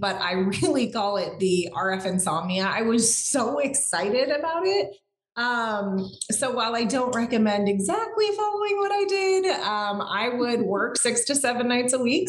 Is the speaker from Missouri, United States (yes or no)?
no; California, United States; growing up in California